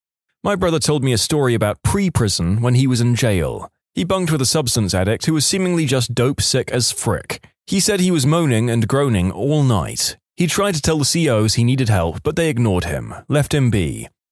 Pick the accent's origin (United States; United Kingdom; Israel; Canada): Canada; I'm a Canadian, however, I got caught up in the US federal prison system, USP Atlanta.